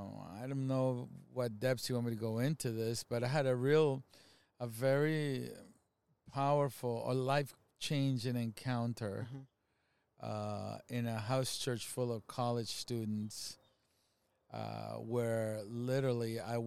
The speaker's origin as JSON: {"language": "English", "country": "Venezuela", "also_born_or_lived": "Canada", "moved": "yes", "lives_now": "United States", "said": "Myself and my family, we're originally from Venezuela, and we've been American citizens, lived here for a long time, went to school here, lived in Canada for 8 years, so I'm a U.S. citizen now for several years now"}